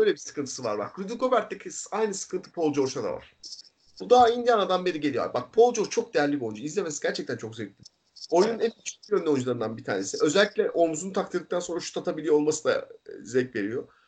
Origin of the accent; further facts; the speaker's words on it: İzmir, Turkey; İzmir'de- İzmir'de büyüdük ikimiz de.